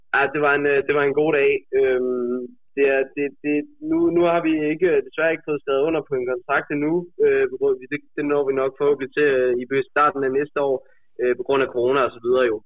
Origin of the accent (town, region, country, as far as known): Denmark